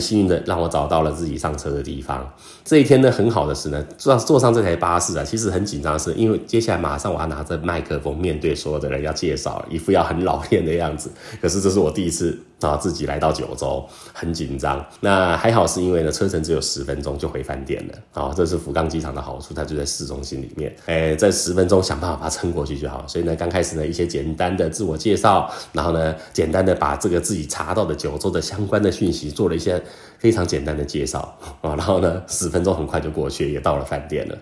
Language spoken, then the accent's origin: Chinese; Taiwan; 那我们台湾人呢，倒鸡酒的用餐的方式就跟他们很不一样了